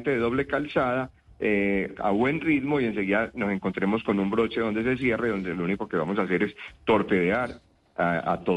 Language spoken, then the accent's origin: Spanish; Antioquia, Colombia; nosotros somos colombianos. Nosotros colombianos, no, tenemos un país total diferente para nada. Nosotros somos, Antioquia pertenece a Colombia